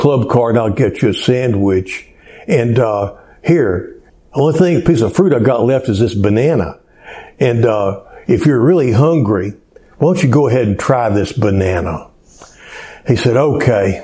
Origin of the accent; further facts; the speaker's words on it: Cleveland, Texas, United States; also born or lived in Houston, Texas; my hometown in Cleveland, just 45 miles